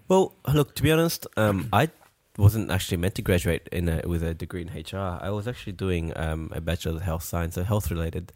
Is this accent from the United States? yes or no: no; France; now in Australia; we're from France